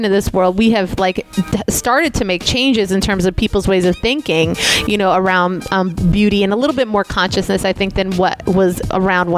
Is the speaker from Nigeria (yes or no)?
no; Puerto Rico; I'm Puerto Rican, and Puerto Rico is a colony of the United States